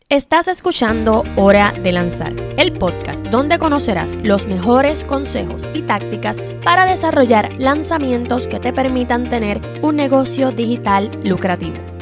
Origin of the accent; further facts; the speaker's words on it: Puerto Rico; soy puertorriqueña